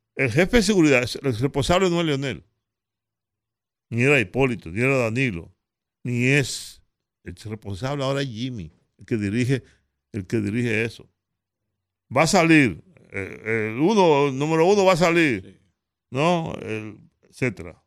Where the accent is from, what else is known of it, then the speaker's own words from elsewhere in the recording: Dominican Republic; soy dominicano